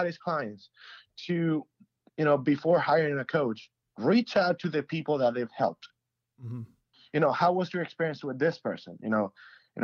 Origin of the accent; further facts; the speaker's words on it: Venezuela; moved away; I'm from Venezuela